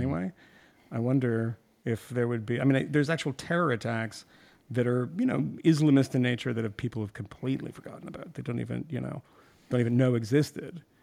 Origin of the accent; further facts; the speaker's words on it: Iran; moved away; I was born in Iran